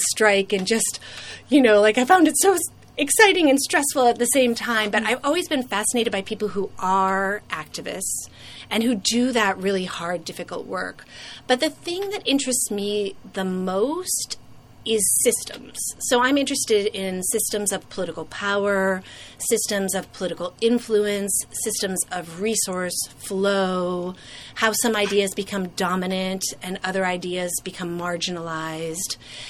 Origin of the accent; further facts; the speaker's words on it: United States; I never deny that I'm American. So I'll, you know, say I'm from the United States